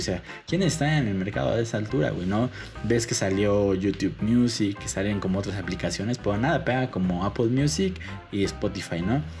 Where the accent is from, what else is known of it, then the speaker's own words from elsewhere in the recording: Mexico City, Mexico; como buen chilango